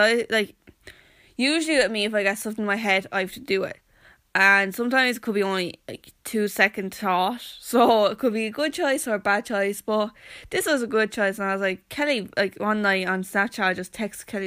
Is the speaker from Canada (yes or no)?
no; Wexford-Carlow border, Leinster, Ireland; And I said, "Wexford,"